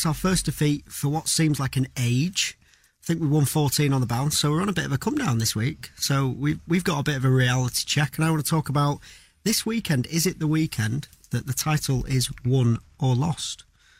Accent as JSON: {"language": "English", "town": "Prestwich", "region": "North West England", "country": "United Kingdom", "tie": "born or raised there", "said": "Just from Prestwich, North Manchester."}